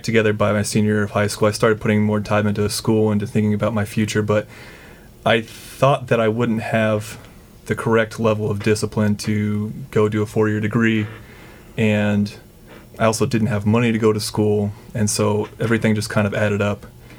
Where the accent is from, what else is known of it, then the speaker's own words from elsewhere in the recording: Kansas City, Missouri, United States; I'm from the Midwest. I'm from Kansas City, Missouri.